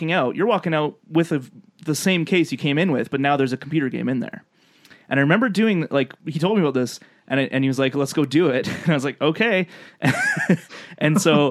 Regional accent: Lethbridge, Alberta, Canada; in my hometown, Lethbridge, Alberta

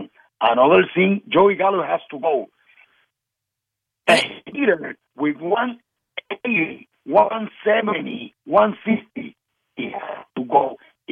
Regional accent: Puerto Rico; I'm from Puerto Rico. I am in Puerto Rico

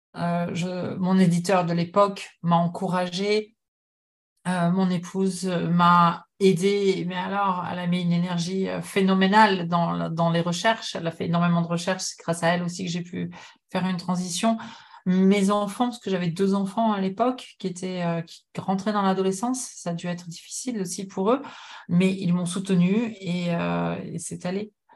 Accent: France; moved away as an adult; also born or lived in United States / Japan; now in Montreal, Canada; Je suis née en France, de parents français, mais j'ai longtemps, j'ai passé beaucoup de temps aux États-Unis lorsque j'étais adolescente

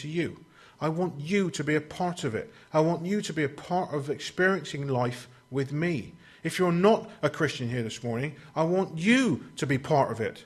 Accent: United Kingdom; we're British

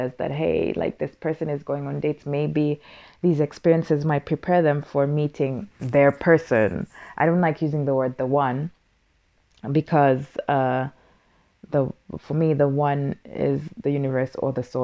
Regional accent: Kenya; now in Finland; as a Kenyan

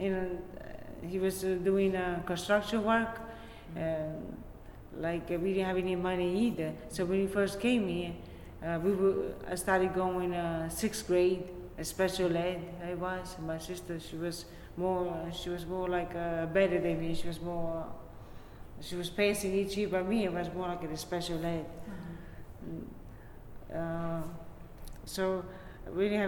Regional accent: Naples, Campania, Italy; now in Brooklyn, United States; I was born in Italy, in Naples, Italy.

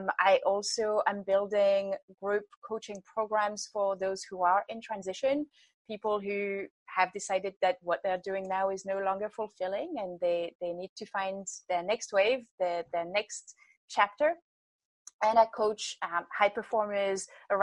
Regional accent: France; moved away as an adult; I grew up in France and been traveling and working in lots of different places

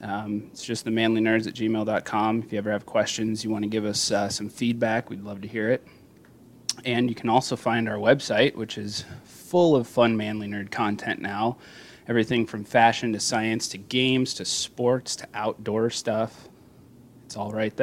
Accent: Iowa, United States; We're all from Iowa, so we are Central Standard Time

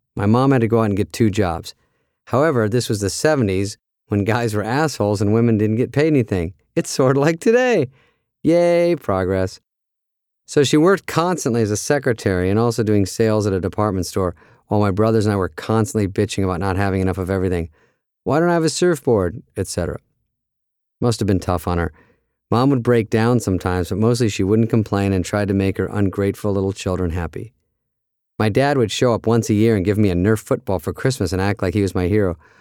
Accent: Arizona, United States; also born or lived in Michigan; When I was four, my dad had this great idea to move from Michigan, where he was from and where my brothers and I were all born, to Arizona

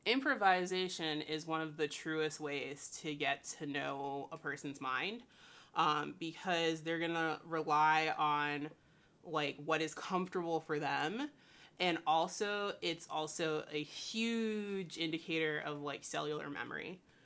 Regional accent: St. Petersburg, Florida, United States; I was born and raised in Saint Petersburg, Florida

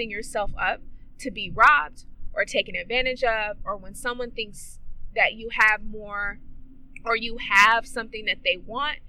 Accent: Oakland, California, United States; I am from East Oakland, California

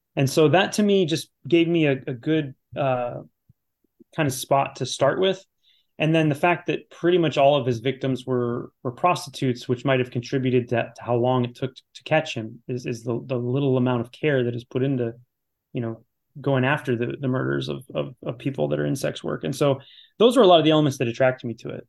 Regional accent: Chicago, Illinois, United States; Challengers is always great, always great. It's my hometown

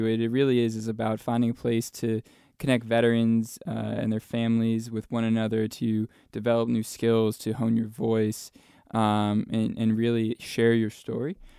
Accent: New Jersey, United States; moved away as an adult; also born or lived in Williamsburg, Virginia; now in Arlington, United States; from New Jersey. I grew up, uh, in North Jersey, uh, right outside uh, New York City

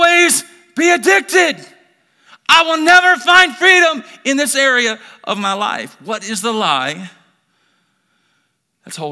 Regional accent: Birmingham, Alabama, United States; now in Idaho, United States; born and raised in Birmingham, Alabama, grew up in a broken family

